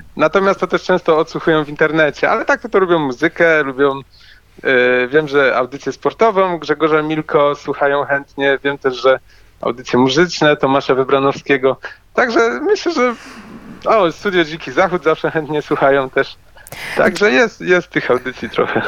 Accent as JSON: {"language": "Polish", "town": "Wrocław", "region": "Lower Silesian Voivodeship", "country": "Poland", "said": "ja jestem z Wrocławia"}